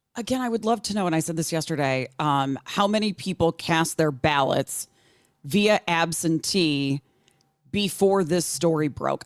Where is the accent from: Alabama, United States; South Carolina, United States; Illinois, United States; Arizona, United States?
Illinois, United States; moved away as an adult; when I lived in Illinois, um, Adam Kinzinger, who went on to become a congressman from Illinois for quite a while until recently, um, he is from my hometown